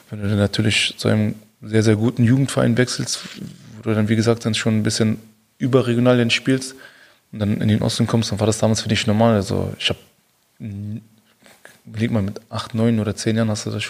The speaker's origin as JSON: {"language": "German", "region": "South", "country": "Tunisia", "said": "Und ich komme aus dem Süden, aus Tunesien."}